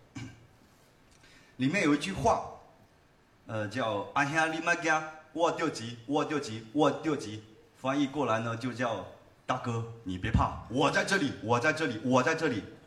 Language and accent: Chinese; Haifeng, Guangdong, China; 就我们老家那边农村